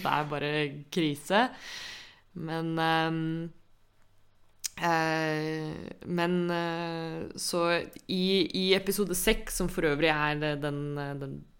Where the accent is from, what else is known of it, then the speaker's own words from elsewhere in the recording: Norway; vi som nordmenn